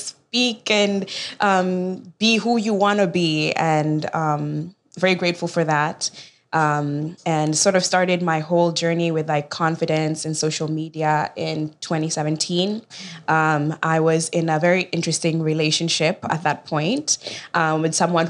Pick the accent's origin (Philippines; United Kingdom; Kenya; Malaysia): Kenya; Kisumu, Kisumu County; also born or lived in Chicago; now in United States; I was born and raised in Kenya, in Kisumu, Kenya